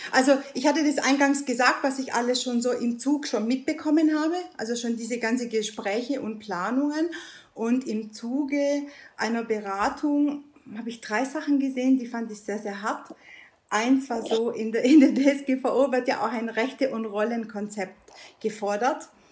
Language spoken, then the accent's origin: German; Italy; now in Germany; Ich bin Italienerin